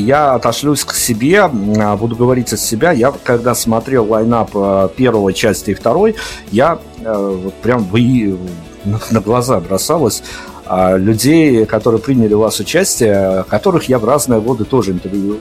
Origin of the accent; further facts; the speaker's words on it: Belarus; мы-то, как белорусы